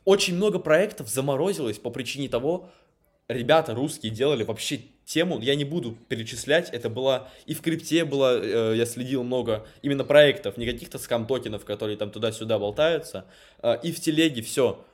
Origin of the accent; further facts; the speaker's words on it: Moscow, Russia; moved away; я сам родился в Москве, но живу в провинции